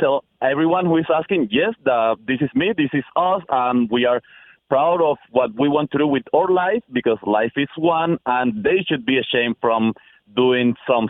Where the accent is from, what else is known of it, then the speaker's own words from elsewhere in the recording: Cuba; now in United States; I'm in the U.S., but I'm from Cuba.